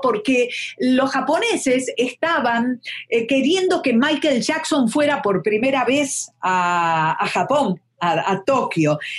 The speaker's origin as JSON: {"language": "Spanish", "country": "Argentina", "also_born_or_lived": "Buenos Aires / Mexico"}